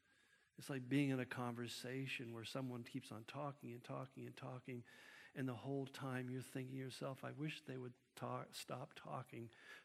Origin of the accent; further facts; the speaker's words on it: United States; Well, I'm from Washington. Thank God I'm not from L.A.